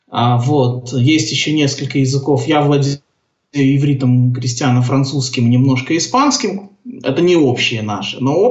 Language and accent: Russian; Gomel, Gomel Region, Belarus; born there; also born or lived in Grodno; Я родился в Белоруссии, в городе Гомеле учился в Гродненской школе-интернате для слепых и слабовидящих детей